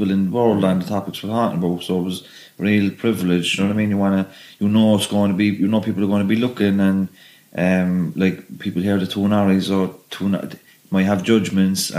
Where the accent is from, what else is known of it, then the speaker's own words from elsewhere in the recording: Cork, Munster, Ireland; also born or lived in Dublin / Clondalkin; I was born in Dublin, and we moved. My mum, we lived in Clondalkin, and when Weefield was just being built, the prison, and my mum wanted to move back to Cork, you know, because Dublin was getting rough at the time. So we moved to Knocknaheeny in the mid 80s